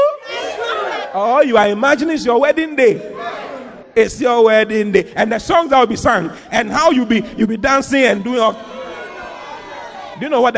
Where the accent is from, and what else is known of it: Ghana